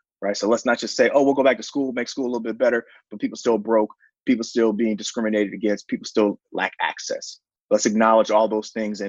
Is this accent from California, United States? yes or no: yes; San Francisco, California, United States; I'm from the Tenderloin